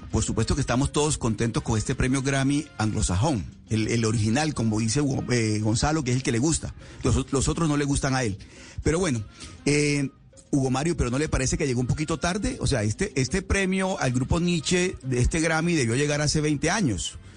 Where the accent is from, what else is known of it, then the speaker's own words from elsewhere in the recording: Colombia; como, como, como colombianos estamos contentos